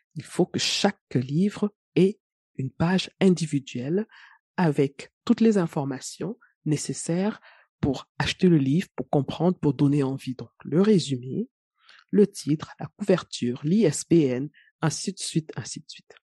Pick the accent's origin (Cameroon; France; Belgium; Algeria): Cameroon; chez moi au Cameroun